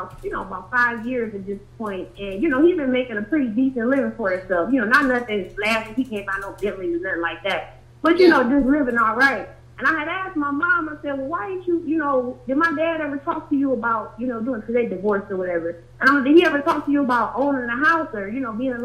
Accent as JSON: {"language": "English", "town": "Cleveland", "region": "Ohio", "country": "United States", "said": "I'm from Cleveland, Ohio"}